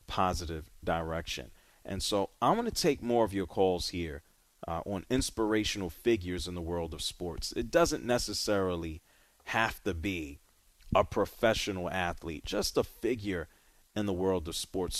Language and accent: English; New York City, New York, United States; Growing up in the New York City area